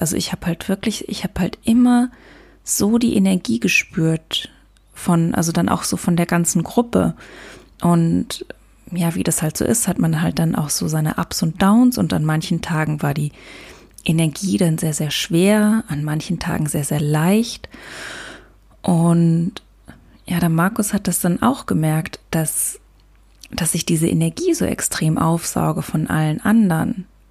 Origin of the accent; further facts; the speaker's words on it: Luxembourg; now in Germany; in Luxemburg Auto fahre, also da, wo ich herkomme, auf dem Land